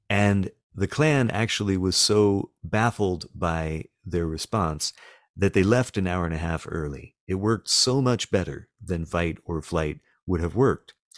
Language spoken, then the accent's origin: English; the South, United States; I live in a small town in the South, and I am a Southerner